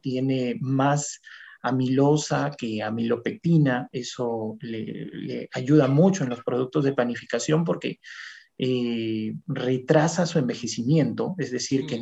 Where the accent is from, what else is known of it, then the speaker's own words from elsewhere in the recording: Lambayeque, Peru; moved away as an adult; also born or lived in Lima; Cuando vine de provincia, yo soy de Lambayeque, del departamento de Lambayeque, vine a Lima, a la Universidad Agraria, a estudiar mi maestría